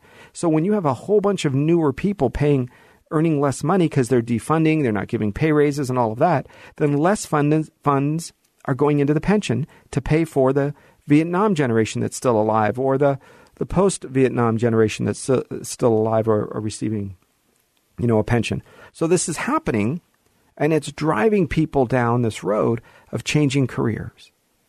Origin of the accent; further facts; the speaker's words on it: Hollywood, California, United States; this is where I was born and raised, was Hollywood, is where I was born and raised in the Valley.